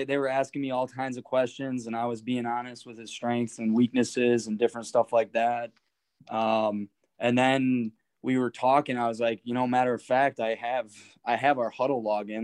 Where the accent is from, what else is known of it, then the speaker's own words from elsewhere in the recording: Wisconsin, United States; Growing up in Wisconsin my whole life